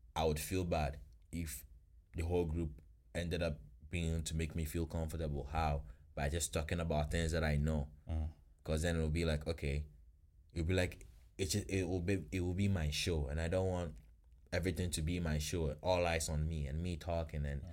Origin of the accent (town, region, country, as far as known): Ghana; now in Florida, United States